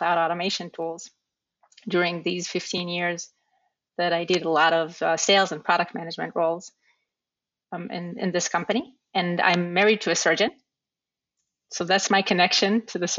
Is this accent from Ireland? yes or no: no; Israel; now in New York, United States; I grew up in Israel